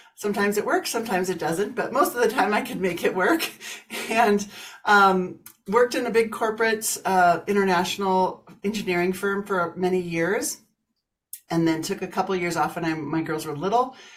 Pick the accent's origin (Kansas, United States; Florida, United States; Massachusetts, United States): Kansas, United States; moved away as an adult; now in Colorado, United States; I grew up in Kansas, moved to Colorado about 30 years ago